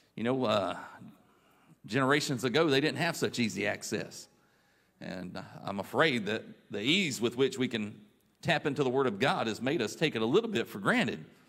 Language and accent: English; Raleigh, North Carolina, United States; I grew up in the Raleigh church